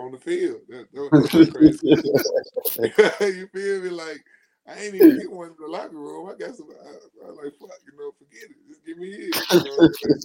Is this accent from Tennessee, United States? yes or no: yes; Tennessee, United States; I'm from Tennessee.